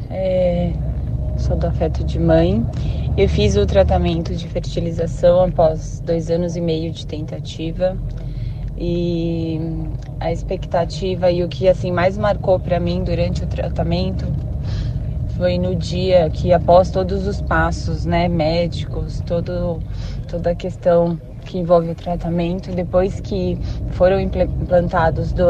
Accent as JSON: {"language": "Portuguese", "region": "São Paulo", "country": "Brazil", "said": "Da Rádio Bandeirantes … eu sou de São Paulo."}